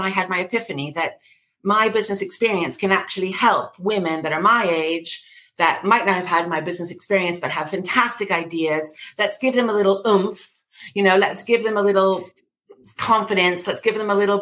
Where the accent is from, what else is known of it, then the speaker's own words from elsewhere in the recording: United States; accent: New York; moved away as an adult; now in London, United Kingdom; I was raised in America, as you can hear from my drawl